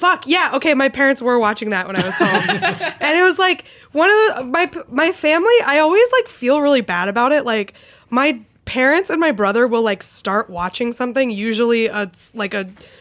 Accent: New England, United States; I grew up in Patriots country.

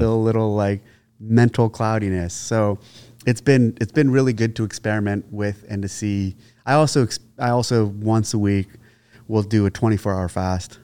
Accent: San Jose, California, United States; I was originally born in San Jose, Sa-, San Jose, California

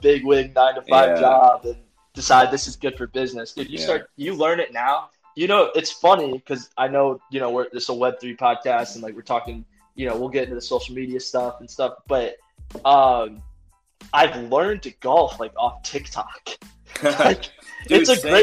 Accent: St. Augustine, Florida, United States; also born or lived in Miami, Florida; I'm from St. Augustine, Florida

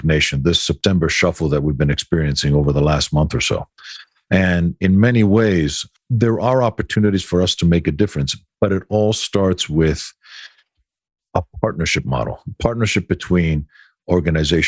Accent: Greece; moved away; growing up in Greece

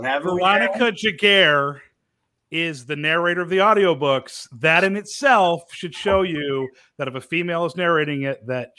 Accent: upstate New York, United States; my hometown up here in upstate New York.

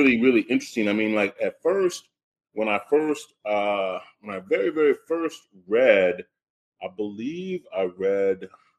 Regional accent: Indiana, United States; moved away as an adult; also born or lived in Chicago, Illinois; now in New York, United States; Originally I'm from Indiana.

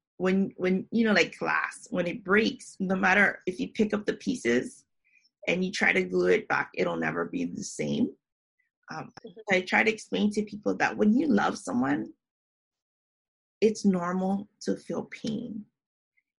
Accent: Hawaii, United States; moved away; also born or lived in Japan; I'm from Hawaii, but I moved here back in 2009.

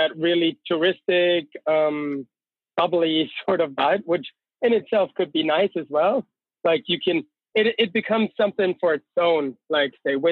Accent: near Austria and Switzerland, Bavaria, Germany; moved away as an adult; now in Innsbruck, Austria; Yes, I'm from Germany. Actually, all the way down south, close to Austria and Switzerland in that triangle. So where the Alps really start, that's where I grew up.

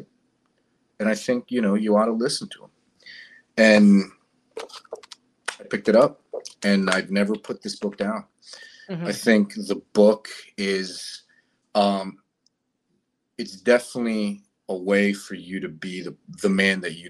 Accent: Fort Lauderdale, Florida, United States; also born or lived in Colombia; now in San Francisco Bay Area, United States; I'm originally from Colombia. I grew up in Fort Lauderdale, Florida, and I then transferred. I tell people I got kicked out of Florida, and I landed here in the San Francisco Bay Area

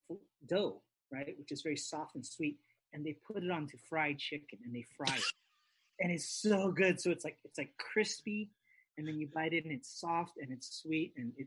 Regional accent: Hawaii, United States; moved away; I'm originally from Hawaii

